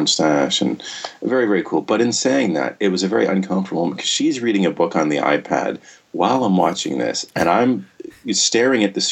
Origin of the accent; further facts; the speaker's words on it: Canada; as a Canadian, I say chocolate bar